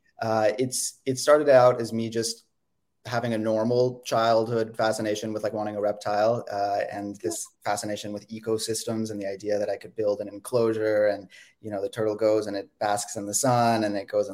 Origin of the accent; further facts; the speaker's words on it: Silicon Valley, California, United States; I'm from the Bay Area. I grew up in Silicon Valley